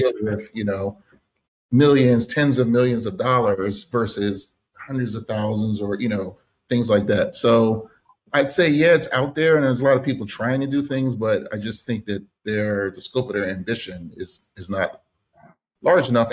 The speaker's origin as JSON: {"language": "English", "town": "Philadelphia", "region": "Pennsylvania", "country": "United States", "tie": "born or raised there", "said": "I'm from Philadelphia, Pennsylvania, born and raised inside the city"}